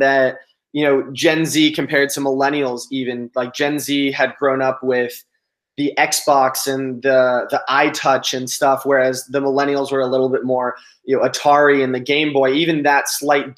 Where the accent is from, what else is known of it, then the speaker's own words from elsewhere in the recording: Los Angeles, California, United States; growing up in Los Angeles and Southern California